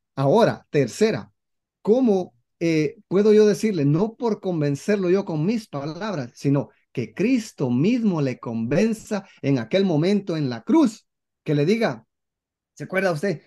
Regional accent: Guatemala; en mi país, Guatemala, eh, somos un poco machistas

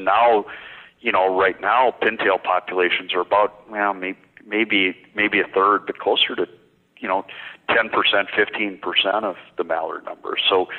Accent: Minnesota, United States; I grew up in Minnesota

